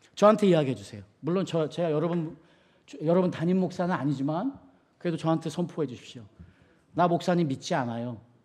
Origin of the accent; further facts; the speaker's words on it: South Korea; moved away; 저는 한국 사람으로서